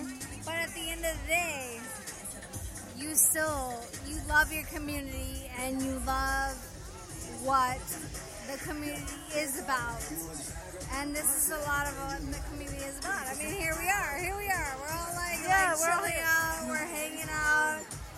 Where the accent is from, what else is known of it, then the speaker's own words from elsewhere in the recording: Arlington, Texas, United States; also born or lived in New Orleans; I'm from Arlington, Texas, but I was born in New Orleans.